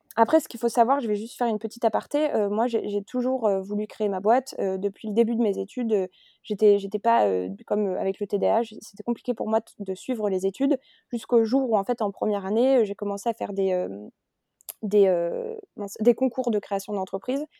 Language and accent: French; France; moved away as an adult; now in Barcelona, Spain; suis française et j'habite aujourd'hui à Barcelone, euh, en Espagne, depuis octobre